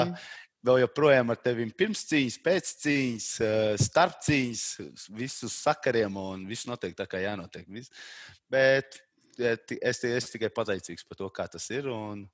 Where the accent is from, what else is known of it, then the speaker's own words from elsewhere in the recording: Talsi Municipality, Latvia; moved away as an adult; also born or lived in Riga, Latvia; now in England; es pēdējos sešus gadus dzīvoju Rīgā, bet tā es no Talsiem. Uh, okay. tā, bet reāli es esmu no maz maz ciem uh, eh, Tals rajonā, Tiņģera